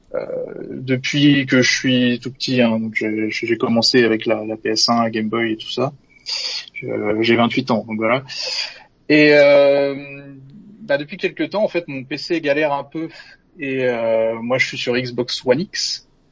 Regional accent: Normandy, France; now in Orléans, France; Alors je suis originaire de Normandie

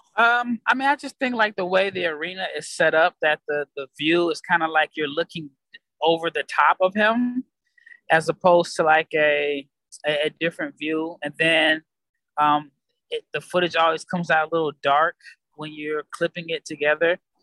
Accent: United States; I'm an American

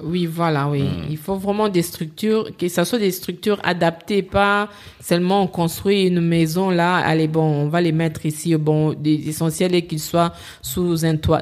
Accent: DR Congo; moved away as an adult; now in Paris, France; je suis congolaise

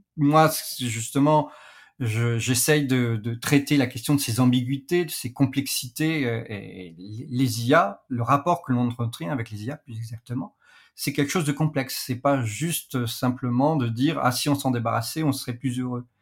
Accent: France; chez nous, en Europe, en France plus particulièrement

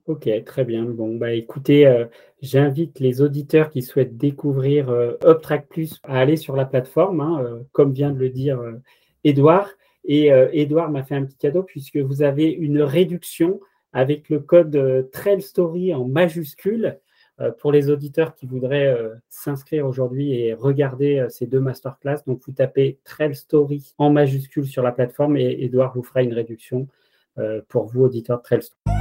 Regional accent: France; je suis français

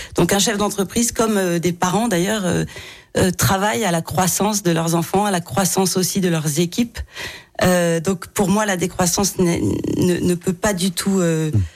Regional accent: Lyon, Auvergne-Rhône-Alpes, France; quand j'étais enfant à Lyon

